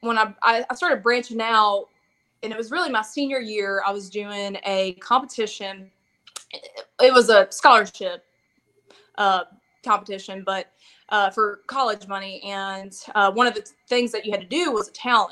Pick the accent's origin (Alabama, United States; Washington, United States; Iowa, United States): Alabama, United States; Montgomery; I'm from the Montgomery area